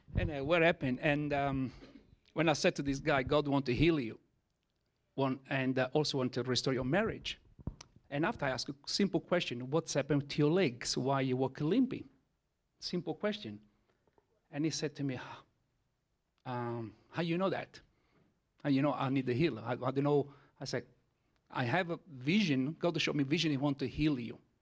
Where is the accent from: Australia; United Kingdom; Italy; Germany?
Italy; first language Italian; English is a second language; I am Italian, okay? As my first language is Italian.